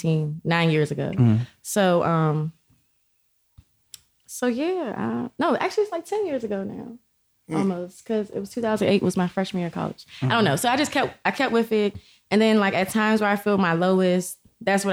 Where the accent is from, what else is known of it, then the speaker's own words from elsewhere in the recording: Prince George's County, Maryland, United States; also born or lived in La Plata, Maryland; I'm from Maryland. Oh, I grew up in PG County